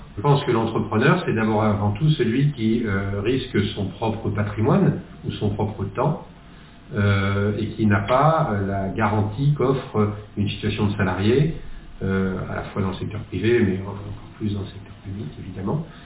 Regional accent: the West, western France, France; also born or lived in Netherlands / Nantes; je suis revenu dans l'Ouest, qui est ma région d'origine

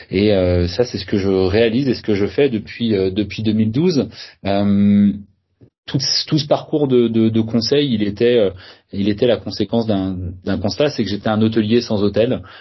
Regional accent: Saint-Malo, Brittany, France; Je suis euh, euh pas nantais, je suis originaire de la région de Saint-Malo

